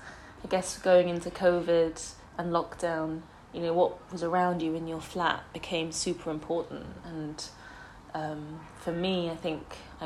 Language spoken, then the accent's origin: English; Singapore; now in London, United Kingdom; I grew up in Singapore and moved to London. I've studied outside of London, so I guess there's been lots of periods of moving between places